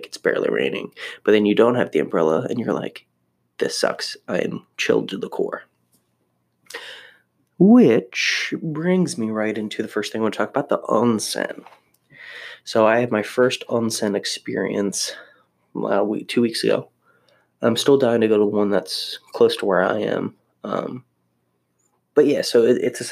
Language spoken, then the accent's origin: English; Maryland, United States; moved away; also born or lived in Florida; I grew up in Maryland, so I was very used to the cold and snow